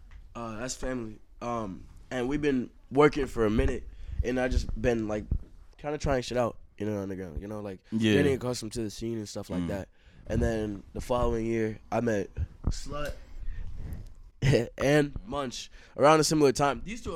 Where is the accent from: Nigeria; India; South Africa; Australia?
Australia; Can I say I'm from Australia? I'm not